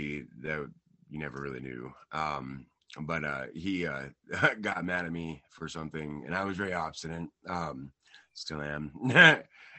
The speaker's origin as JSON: {"language": "English", "town": "Rangely", "region": "Colorado", "country": "United States", "tie": "born or raised there", "also_born_or_lived": "Brush, Colorado", "said": "I was born in Brush, Colorado, raised in Rangeley, Colorado"}